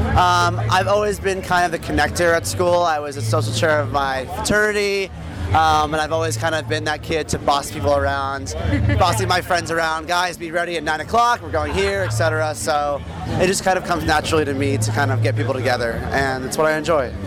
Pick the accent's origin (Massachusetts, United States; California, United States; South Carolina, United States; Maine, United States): Maine, United States; Portland; now in New York, United States; I am from Portland, Maine